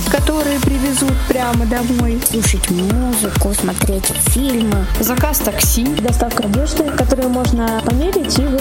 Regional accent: Nizhny Novgorod, Nizhny Novgorod Oblast, Russia; Всем здравствуйте … я из Нижнего Новгорода, я массажист

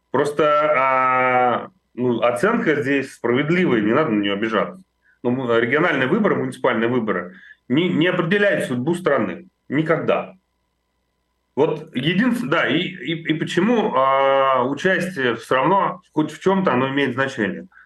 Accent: Moscow, Russia; я москвич.

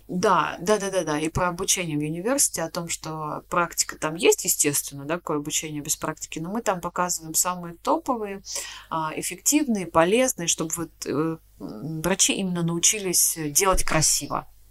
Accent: Volgograd, Volgograd Oblast, Russia; мы из Волгограда с тобой, да, из Волгограда

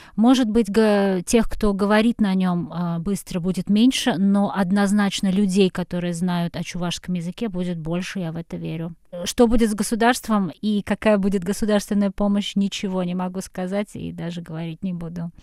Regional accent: Kazan, Tatarstan, Russia; also born or lived in Petropavl, Kazakhstan; Я родилась а, в Казахстане, до шести лет мы там жили. Это был город э, Петропавловск, там очень много татар. Я жила абсолютно в татарском окружении, выросла. Там был татарский театр. Э, русского языка я, наверное, слышала очень мало. Потом мы переехали в Казань

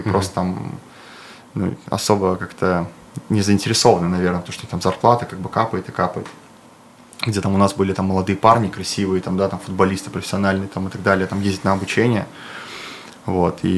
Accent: Ufa, Bashkortostan, Russia; они как бы гордятся, то, что я башкир, и это круто, вот. Я из Уфы.

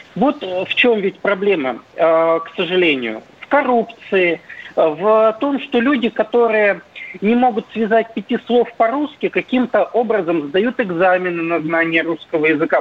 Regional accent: Perm, Perm Krai, Russia; я вот сам из Перми

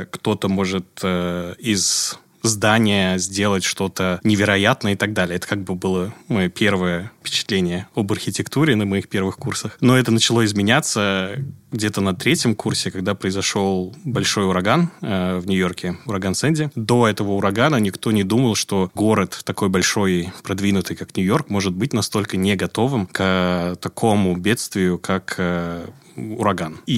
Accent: Tashkent, Uzbekistan; moved away as an adult; also born or lived in New York; Я родом из Ташкента, Узбекистан.

